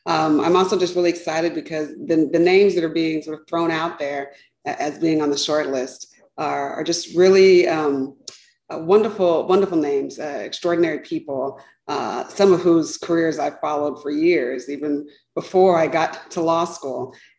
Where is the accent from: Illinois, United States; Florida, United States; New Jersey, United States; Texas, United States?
Texas, United States; also born or lived in Nigeria / Stanford, California / Montgomery, Alabama; I grew up in Texas. I was born in Nigeria, moved here to the States when I was about 3 years old, grew up in Texas.